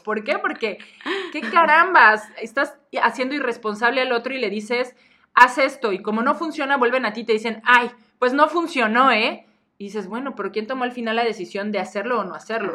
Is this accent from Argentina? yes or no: no; Mexico; nuestra cultura como mexicanos